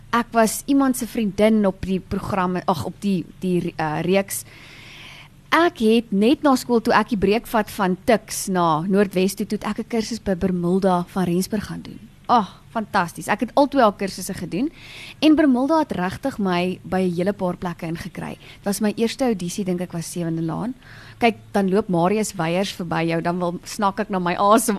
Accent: Meyerton, Gauteng, South Africa; Meyerton is waar ek gebore en getoe is.

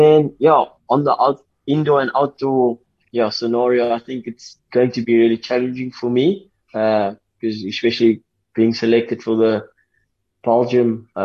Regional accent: South Africa; we as a South African outdoor team

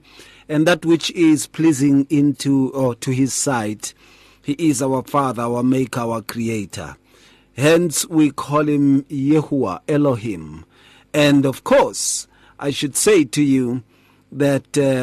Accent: Atteridgeville, Gauteng, South Africa; When we were growing up in Attridgeville

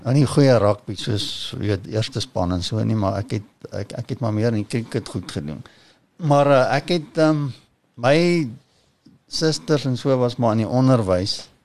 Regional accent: Kempton Park, Gauteng, South Africa; ek ek kom eintlik van Kempton Park af. Eh, ja. Uh, daar ek is in my ouer huis gebore en ek het daar ek het maar daar gebly

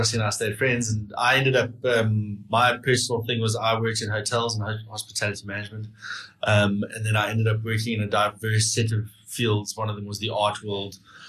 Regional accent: Pretoria, Gauteng, South Africa; So I grew up in Pretoria. We all grew up in Pretoria and schooled at the same school.

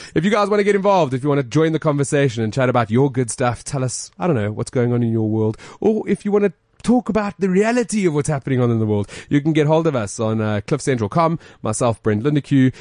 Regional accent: Johannesburg, Gauteng, South Africa; We're from Joburg

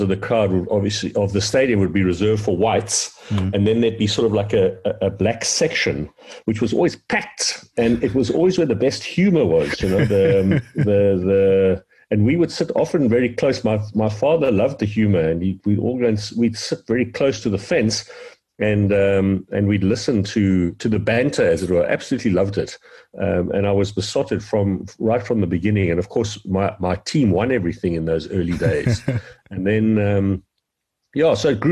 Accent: Pretoria, Gauteng, South Africa; We grew up in Pretoria as young kids

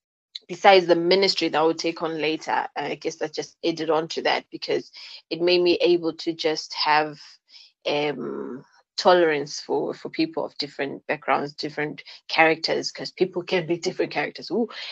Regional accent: Bulawayo, Zimbabwe; I was raised, I was born in Bulawayo, and my parents were both teachers at the time.

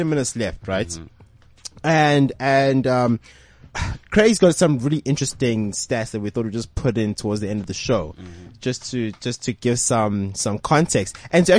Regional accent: Johannesburg, Gauteng, South Africa; I'm from Joburg

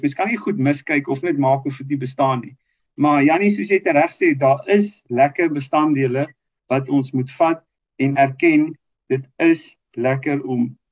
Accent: South Africa

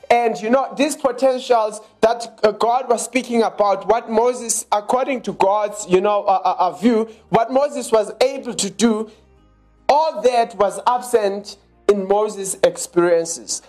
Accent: Johannesburg, Gauteng, South Africa; We are from Johannesburg in South Africa.

